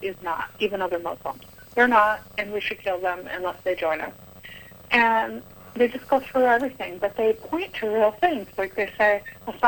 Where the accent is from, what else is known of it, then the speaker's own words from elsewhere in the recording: United States; I'm an American Christian woman